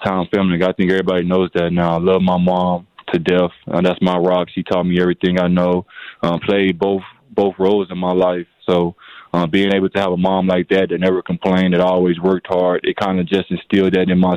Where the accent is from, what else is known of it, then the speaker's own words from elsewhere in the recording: Little Rock, Arkansas, United States; now in Milwaukee, United States; I'm from Little Rock, Arkansas